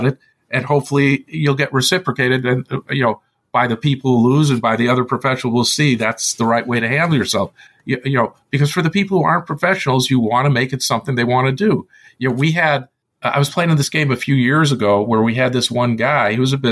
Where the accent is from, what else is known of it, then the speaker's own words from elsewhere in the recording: Illinois, United States; moved away; also born or lived in Palo Alto; since I was from Illinois originally, we only had home games, not casinos